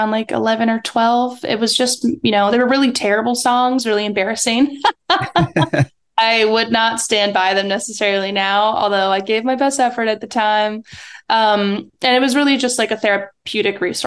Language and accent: English; West Virginia, United States; also born or lived in Florida; now in Los Angeles, United States; I'm from West Virginia because I was raised there. I lived there since I was two and grew up here